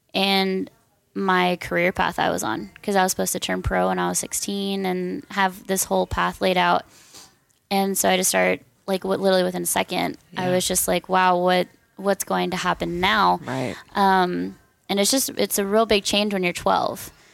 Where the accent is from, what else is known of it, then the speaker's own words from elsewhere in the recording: Corona, California, United States; moved away; also born or lived in Dallas, Texas / Silverthorne, Colorado; originally, I am from Corona, California